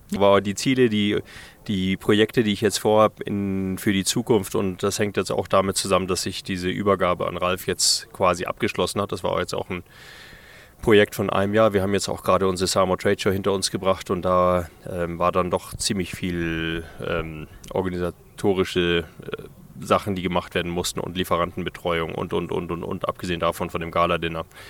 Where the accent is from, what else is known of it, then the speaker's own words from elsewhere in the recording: Namibia; also born or lived in Germany; das ist auf jeden Fall meine Heimat hier